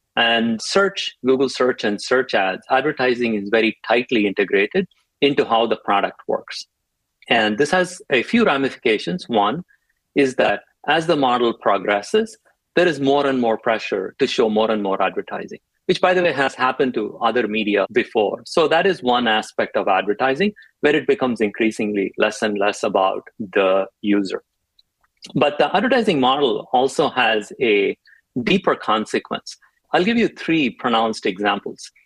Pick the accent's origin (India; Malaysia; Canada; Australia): India; moved away as an adult; also born or lived in Chennai, India; now in United States; I grew up in India